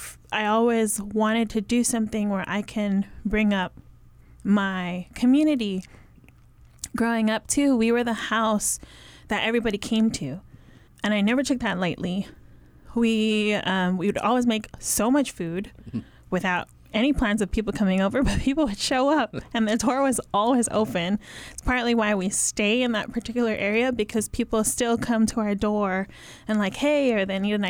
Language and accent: English; Hawaii, United States; I grew up in Hawaii. I'm Samoan